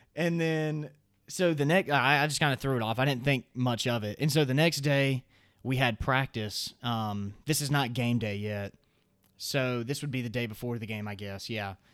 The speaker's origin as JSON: {"language": "English", "region": "the South", "country": "United States", "accent": "Southern", "said": "I'm from the South, so obviously I have a little bit of a Southern accent"}